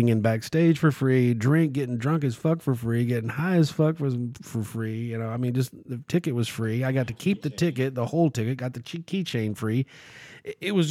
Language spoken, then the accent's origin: English; Texas, United States; I'm from Texas.